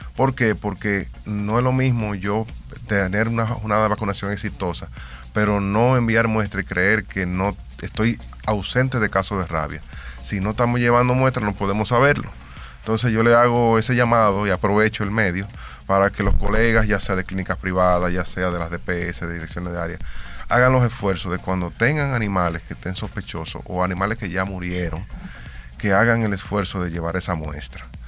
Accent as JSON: {"language": "Spanish", "country": "Dominican Republic"}